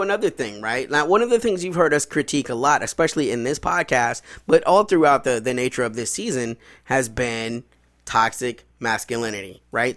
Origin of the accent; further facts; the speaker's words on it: Chicago, Illinois, United States; moved away; also born or lived in the South (US); When I grew up in Chicago was, I was a Southsider